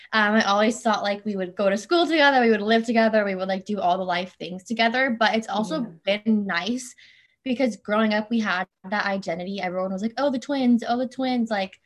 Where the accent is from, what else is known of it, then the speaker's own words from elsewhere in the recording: Orange County, California, United States; also born or lived in Torrance, California; So I was born and raised in Torrance, California. That's where my parents are from. My dad worked as a firefighter in Torrance for 35 years, but we moved to Orange County when me and my twin sister were 9 months old. And I've been here ever since.